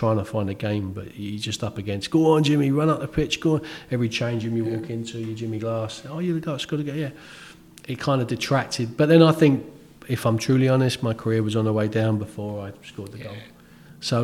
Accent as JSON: {"language": "English", "region": "London", "country": "United Kingdom", "tie": "born or raised there", "also_born_or_lived": "Bournemouth", "moved": "as an adult", "lives_now": "Bournemouth area, United Kingdom", "said": "I grew up in London, never thought I'd leave. And I can't imagine living anywhere else now."}